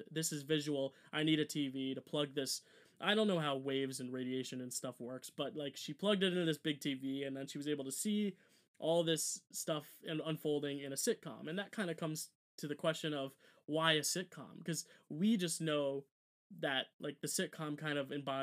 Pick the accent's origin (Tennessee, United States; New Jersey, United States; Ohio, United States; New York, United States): New Jersey, United States; we're from Jersey